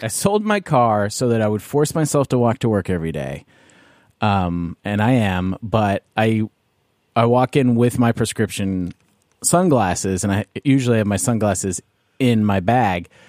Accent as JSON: {"language": "English", "country": "Canada"}